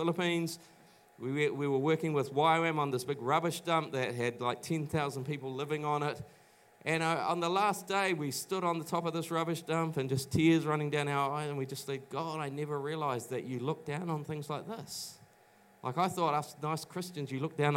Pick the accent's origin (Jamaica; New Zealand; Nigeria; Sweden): New Zealand; New Plymouth, Taranaki; moved away as an adult; also born or lived in Auckland; I grew up in Taranaki in New Plymouth